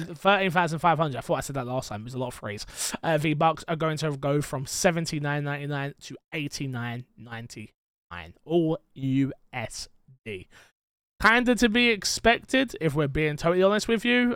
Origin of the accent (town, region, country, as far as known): England, United Kingdom